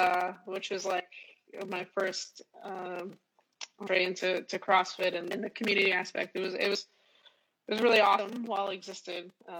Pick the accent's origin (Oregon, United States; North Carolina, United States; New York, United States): New York, United States; moved away; also born or lived in Boston; From New York, Queens.